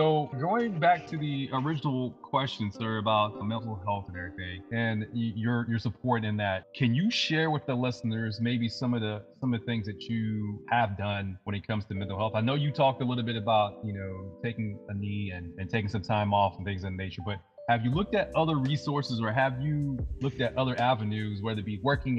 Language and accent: English; Leesville, Louisiana, United States; It was in Leesville. I was born and raised in Leesville, Louisiana.